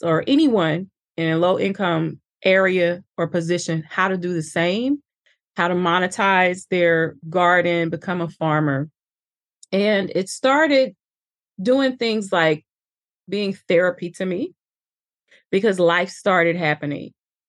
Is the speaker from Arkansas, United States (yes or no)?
yes; Little Rock, Arkansas, United States; also born or lived in East St. Louis; And I was born in East St. Louis, raised in Little Rock, Arkansas.